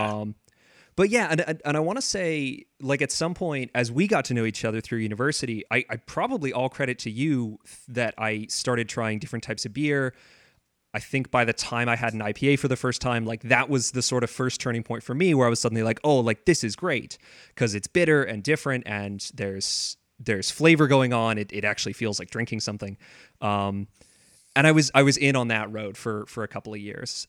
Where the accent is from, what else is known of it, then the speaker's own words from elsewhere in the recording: San Diego, California, United States; moved away as an adult; also born or lived in Vancouver; I grew up in San Diego, um, and I went to university in Vancouver